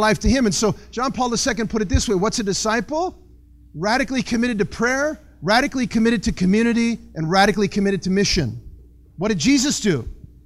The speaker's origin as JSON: {"language": "English", "town": "Ann Arbor", "region": "Michigan", "country": "United States", "said": "I'm from Ann Arbor."}